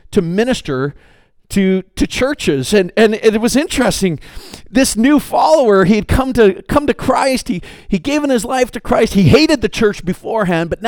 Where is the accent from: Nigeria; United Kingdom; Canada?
Canada; I'm Canadian